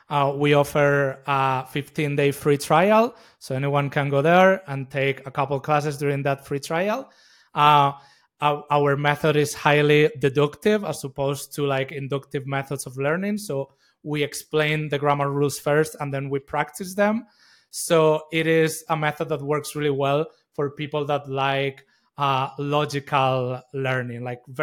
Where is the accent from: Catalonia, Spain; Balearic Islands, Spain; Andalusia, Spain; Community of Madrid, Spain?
Community of Madrid, Spain; Madrid; also born or lived in United States; yeah, I'm originally from Madrid. I spent the past 15 years in the U.S., and I just came back a few months ago.